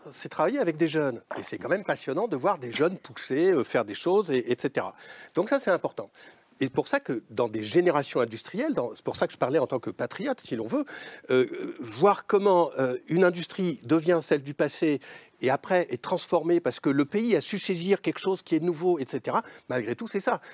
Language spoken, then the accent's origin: French; Lozère, Occitania, France; je suis plutôt de la Lozère que du Lot